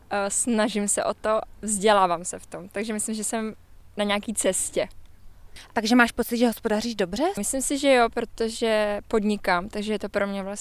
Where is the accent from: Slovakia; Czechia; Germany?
Germany; Je mi 30 let a myslím, že eh, jsem ze Německu a musím myslet na moje budoucnost